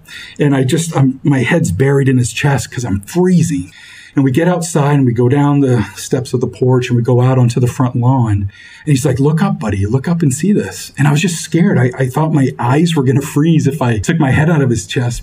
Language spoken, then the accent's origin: English; Fort Kent, Maine, United States; also born or lived in Bar Harbor, Maine; I grew up in Fort Kent, and we lived on Main Street.